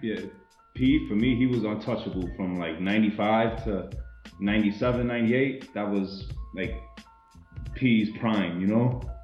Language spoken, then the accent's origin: English; New York City, New York, United States; being a Boricua, you know, growing up in Brooklyn, you know, Sunset Park